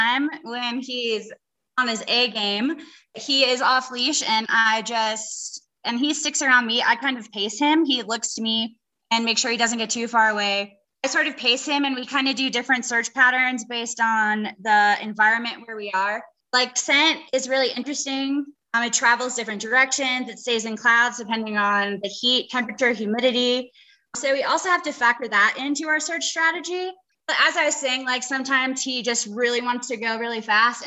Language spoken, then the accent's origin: English; North Carolina, United States; We are from North Carolina